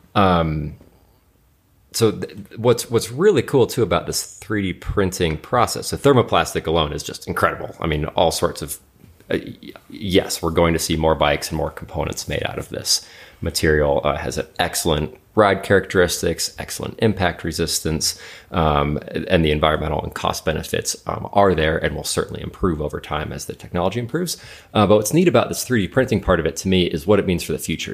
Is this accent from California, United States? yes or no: no; Alaska, United States; moved away; I'm from Alaska originally.